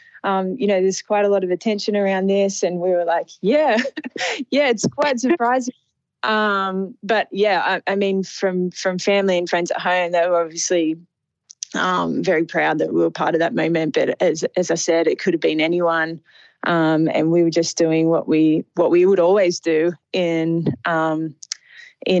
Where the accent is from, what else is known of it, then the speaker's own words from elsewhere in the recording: Sydney, New South Wales, Australia; I'm from Sydney